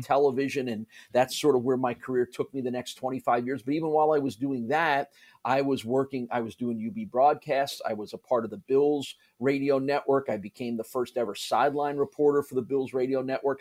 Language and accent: English; New Jersey, United States; also born or lived in Syracuse; now in Buffalo, United States; I grew up in New Jersey in the New York area